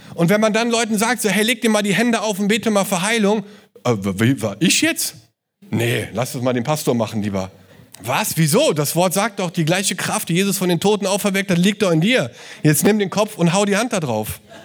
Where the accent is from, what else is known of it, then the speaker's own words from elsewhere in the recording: Cologne, North Rhine-Westphalia, Germany; als Kölner